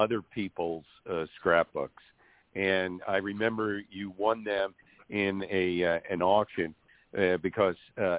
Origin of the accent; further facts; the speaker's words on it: New York City, New York, United States; growing up in New York, in the tri-state area